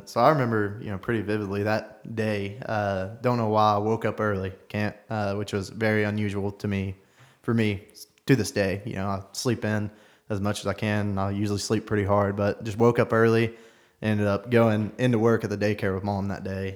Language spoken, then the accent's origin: English; Knoxville, Tennessee, United States; born and raised in South Knoxville